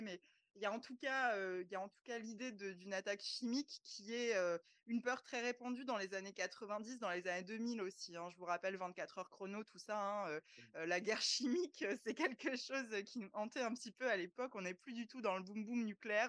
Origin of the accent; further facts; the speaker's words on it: France; chez nous en France